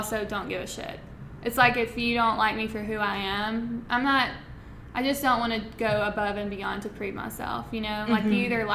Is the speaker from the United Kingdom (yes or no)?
no; Florence, Alabama, United States; moved away as an adult; now in Nashville, United States; I'm from Florence, Alabama, small town, just south of here